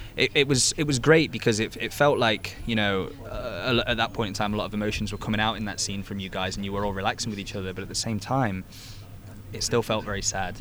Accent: England, United Kingdom; being an Englishman myself

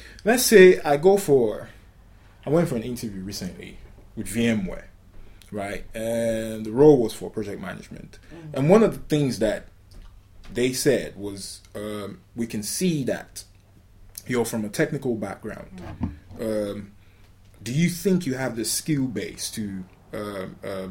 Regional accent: Nigeria; now in United Kingdom; I'm from Nigeria

